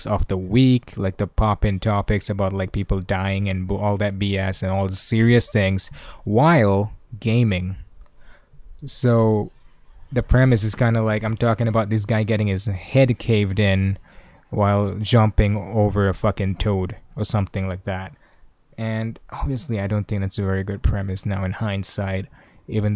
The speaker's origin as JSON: {"language": "English", "country": "Malaysia", "said": "I am a Malaysian"}